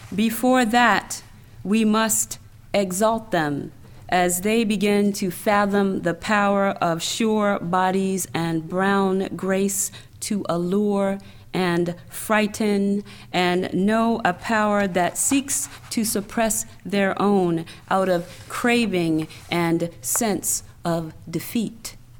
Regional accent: the South, United States; also born or lived in New York / Washington, D.C.; now in Atlanta, United States; I'm a Southerner

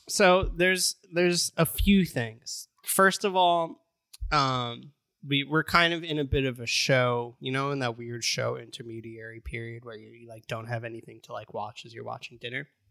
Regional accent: United States; As an American

